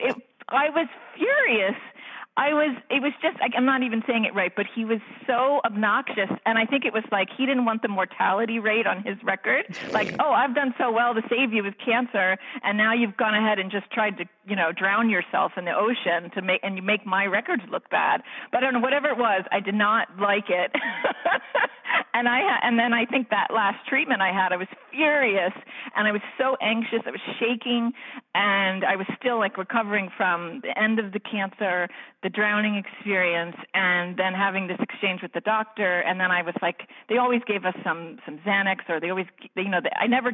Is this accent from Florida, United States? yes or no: yes; Florida, United States; I'm from Florida